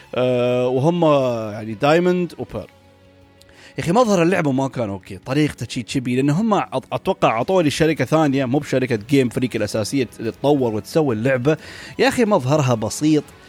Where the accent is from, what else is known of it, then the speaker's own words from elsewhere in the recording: United Arab Emirates; عندنا في الامارات